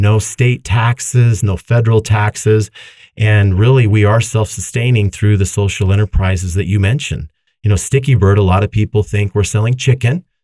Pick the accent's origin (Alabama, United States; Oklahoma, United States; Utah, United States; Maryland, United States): Utah, United States; Davis County; I grew up here in Davis County